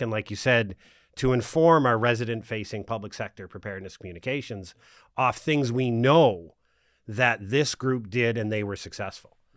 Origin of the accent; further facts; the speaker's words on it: Nova Scotia, Canada; now in Ottawa, Canada; I grew up here in Nova Scotia